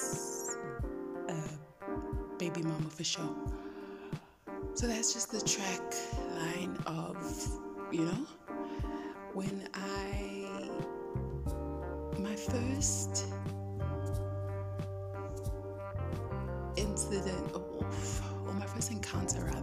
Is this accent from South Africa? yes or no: yes; Johannesburg, Gauteng, South Africa; Joburg born and bred. I've lived in Johannesburg my entire life.